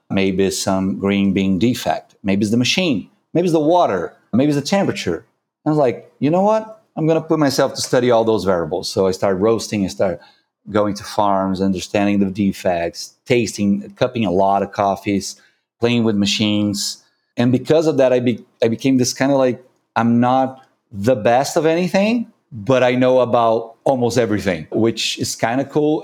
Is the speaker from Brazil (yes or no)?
yes; Brazil; English is a second language; I'm from Brazil.